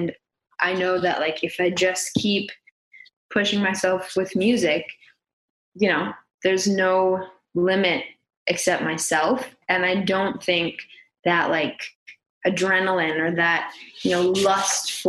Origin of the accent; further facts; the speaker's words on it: San Jose, California, United States; also born or lived in Saratoga; I'm from San Jose